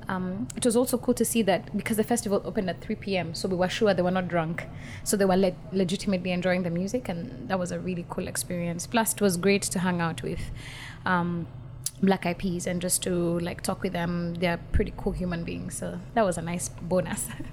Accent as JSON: {"language": "English", "region": "Nairobi", "country": "Kenya", "tie": "born or raised there", "said": "I come from Kenya, born and raised, and I still live there"}